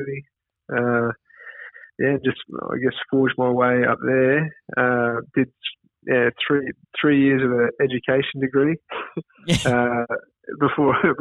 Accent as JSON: {"language": "English", "town": "Caboolture", "region": "Queensland", "country": "Australia", "tie": "born or raised there", "said": "I grew up in Caboolture, so my father's a policeman. He moves around from station to station a bit, but predominantly grew up in a town called Caboolture, which is about 50 k's north of Brisbane."}